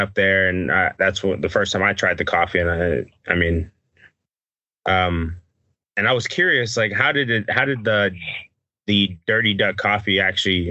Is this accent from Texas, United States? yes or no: yes; Texas, United States; I'm from Texas too. I'm up here in North Texas by Dallas Fort Worth area.